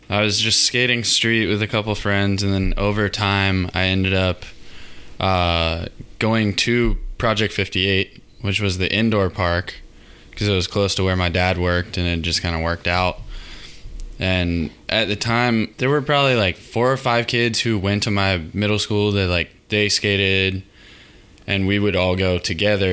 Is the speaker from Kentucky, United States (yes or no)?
no; Raleigh, North Carolina, United States; moved away as an adult; now in Greensboro, United States; I grew up in Raleigh, North Carolina